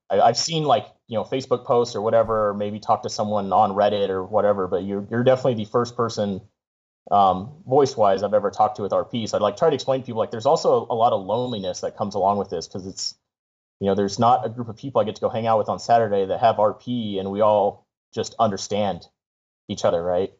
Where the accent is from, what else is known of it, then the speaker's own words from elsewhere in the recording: San Diego, California, United States; I grew up in San Diego, um, so a lot of my friends are still down there in San Diego